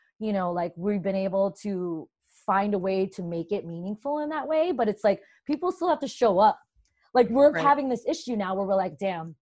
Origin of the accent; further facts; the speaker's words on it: New Jersey, United States; also born or lived in Brooklyn, New York; I was born in Brooklyn and raised mostly in New Jersey